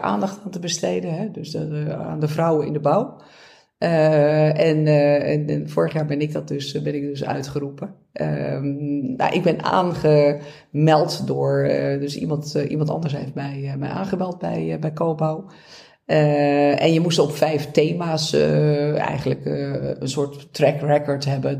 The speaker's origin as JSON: {"language": "Dutch", "town": "Beverwijk", "region": "North Holland", "country": "Netherlands", "said": "Ik kom zelf uit Beverwijk"}